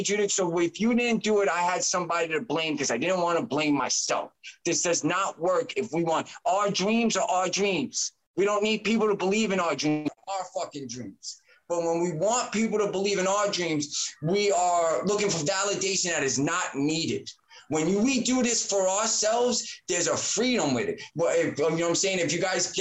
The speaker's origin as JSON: {"language": "English", "town": "New York City", "region": "New York", "country": "United States", "said": "I'm a New Yorker"}